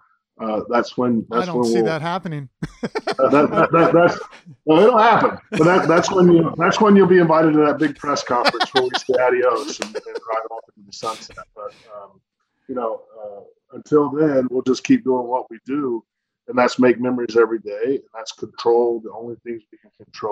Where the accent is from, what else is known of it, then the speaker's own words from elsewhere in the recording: North Carolina, United States; now in Richmond, United States; When I grew up in North Carolina with the Charlotte Orioles games